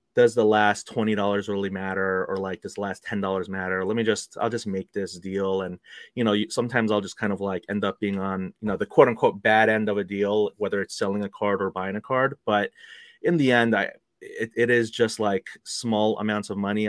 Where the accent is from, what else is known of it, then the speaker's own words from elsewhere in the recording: New York City, New York, United States; also born or lived in Korea; I was born in Korea, but you know, I moved here when I was two years old, and uh, we, my family and I, we grew up in New York City